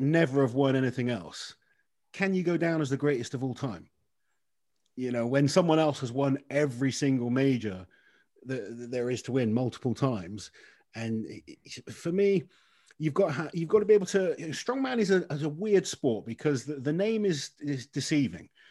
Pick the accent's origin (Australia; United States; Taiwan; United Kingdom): United Kingdom; as a British athlete